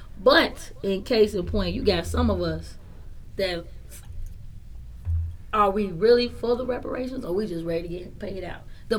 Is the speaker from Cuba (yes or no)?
yes; Matanzas, Cuba; Hey, hold on. I am not, because I am from Matanzas.